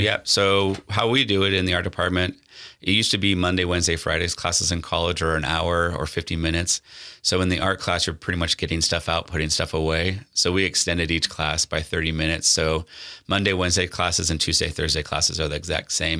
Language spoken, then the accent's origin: English; North Platte, Nebraska, United States; moved away; growing up in North Platte